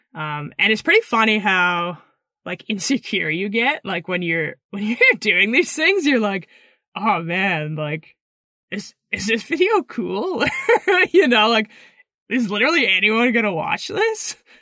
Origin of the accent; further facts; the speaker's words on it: Pemberton, British Columbia, Canada; also born or lived in Squamish, British Columbia; I grew up in Pemberton, B C until I was about twelve.